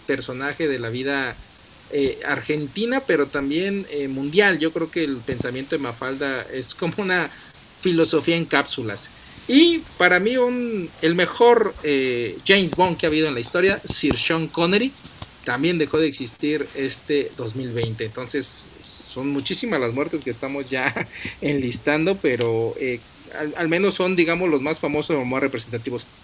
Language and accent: Spanish; Mexico